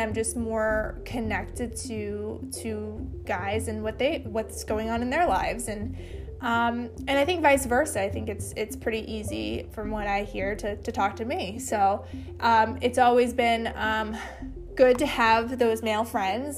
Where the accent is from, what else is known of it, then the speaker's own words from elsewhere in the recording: East Coast, United States; moved away as an adult; now in West Coast, United States; originally I'm from the East Coast but have moved to the West Coast after I got married.